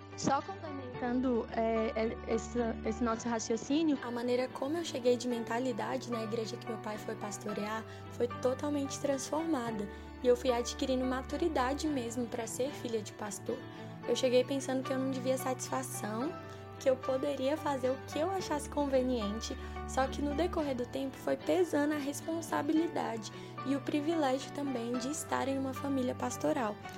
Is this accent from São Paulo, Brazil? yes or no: no; Brasília, Federal District, Brazil; sou de Brasília